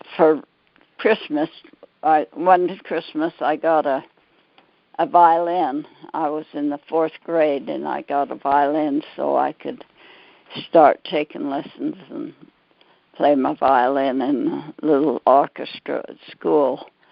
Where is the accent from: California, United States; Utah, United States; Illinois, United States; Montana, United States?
Utah, United States; Pleasant Grove; born and raised in Pleasant Grove